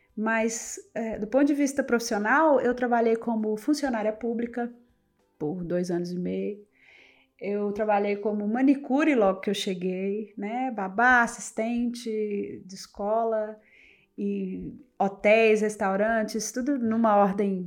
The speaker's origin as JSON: {"language": "Portuguese", "region": "north of Minas Gerais", "country": "Brazil", "also_born_or_lived": "Montes Claros, Brazil / London, United Kingdom", "moved": "as an adult", "said": "Eu sou de, do norte de Minas"}